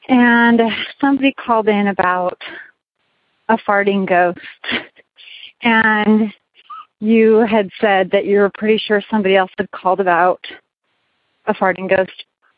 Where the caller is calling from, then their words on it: Las Vegas, Nevada, United States; I'm calling in from Las Vegas, Nevada.